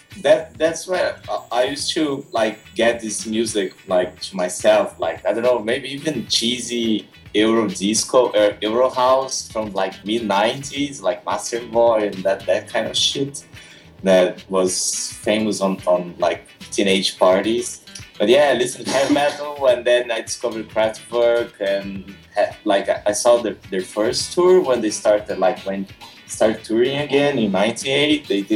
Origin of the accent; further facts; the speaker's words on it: São Paulo, Brazil; English is a second language; I started like in my hometown. I came from inland São Paulo state.